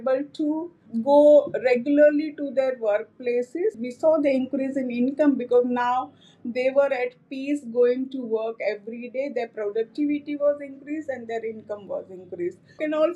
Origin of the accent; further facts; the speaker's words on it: Anand district, Gujarat, India; now in Ahmedabad, India; originally I come from a tobacco agriculture worker family from Anand district of Gujarat state.